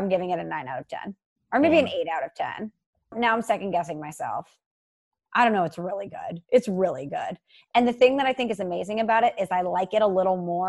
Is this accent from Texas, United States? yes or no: no; St. Louis, Missouri, United States; born or raised there